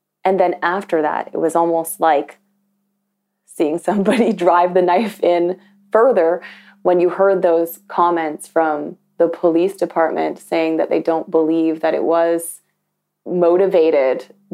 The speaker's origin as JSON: {"language": "English", "town": "Toronto", "region": "Ontario", "country": "Canada", "tie": "born or raised there", "also_born_or_lived": "Scarborough / Markham", "said": "Growing up in Toronto and in Scarborough and in Markham"}